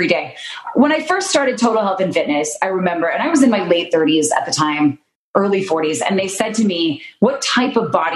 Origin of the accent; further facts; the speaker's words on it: Utah, United States; I'm from Utah